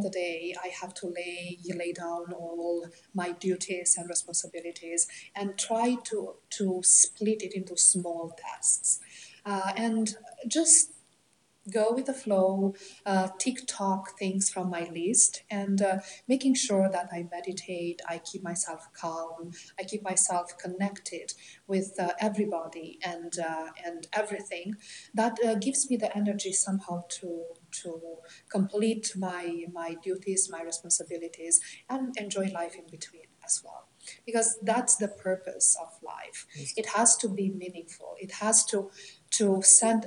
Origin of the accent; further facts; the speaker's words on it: Romania; moved away as an adult; now in Canada; I came from Romania. My country of birth is Romania, Eastern Europe. I immigrated in Canada in 1997 with five children